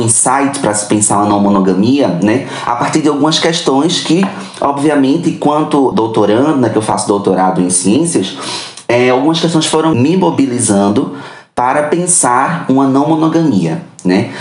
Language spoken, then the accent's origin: Portuguese; Recife, Pernambuco, Brazil; sou de Recife, ali em Pernambuco.